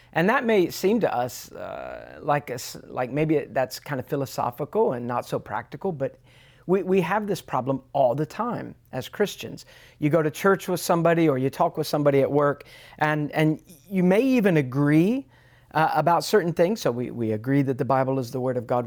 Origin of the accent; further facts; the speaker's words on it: United States; being an American, I, I, I, I stuck out a bit.